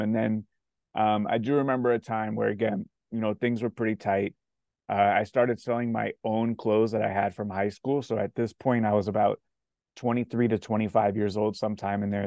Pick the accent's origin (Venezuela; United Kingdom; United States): United States; South Florida; I'm from South Florida.